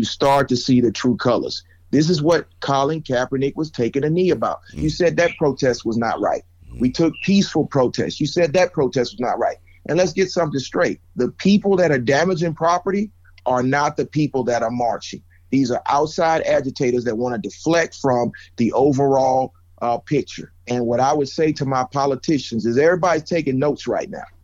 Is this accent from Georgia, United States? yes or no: yes; Georgia, United States; born and raised in Georgia